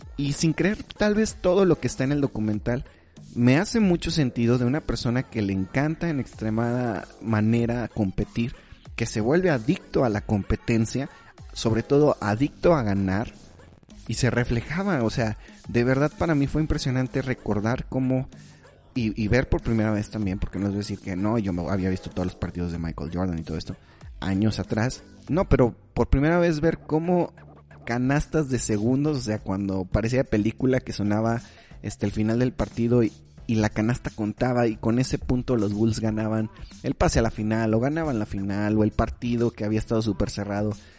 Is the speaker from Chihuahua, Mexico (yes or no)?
no; Durango, Mexico; las personas que somos mexicanas